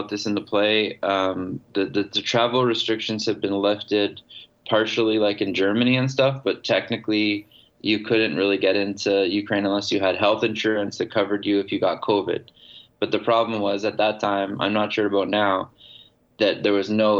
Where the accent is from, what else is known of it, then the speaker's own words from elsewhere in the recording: Canada; I was from Canada